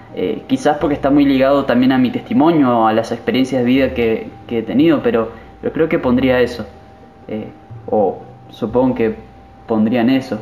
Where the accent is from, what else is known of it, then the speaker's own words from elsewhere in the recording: Misiones, Argentina; soy de argentina, de la provincia de Misiones, actualmente Aristóbulo del Valle